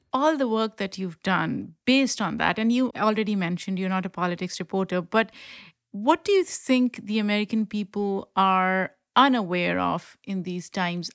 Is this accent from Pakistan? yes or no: yes; Pakistan; moved away; I grew up in Pakistan and ethnically I belong to the same group as Afghanis and I speak the language